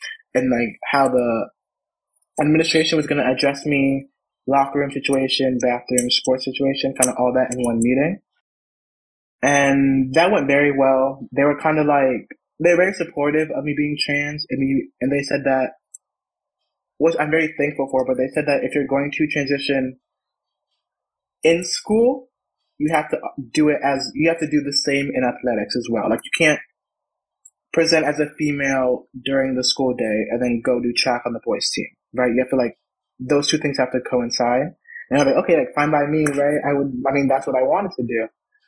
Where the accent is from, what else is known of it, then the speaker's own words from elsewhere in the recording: Atlanta, Georgia, United States; born there; also born or lived in Connecticut; So I was born in Georgia, Atlanta, and then I kind of moved around a little bit. And then my family and I kind of settled in Connecticut.